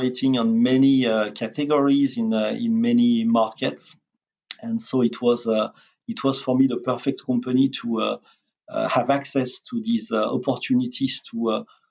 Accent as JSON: {"language": "English", "country": "France", "also_born_or_lived": "Italy / Switzerland", "moved": "as an adult", "lives_now": "United States", "said": "I'm not American. I'm not Italian. I'm French"}